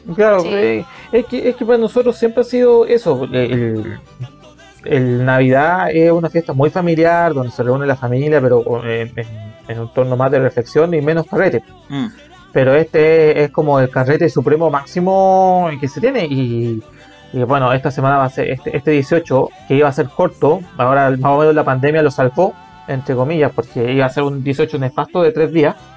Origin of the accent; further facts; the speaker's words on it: Calama, Antofagasta, Chile; yo de donde soy en Calama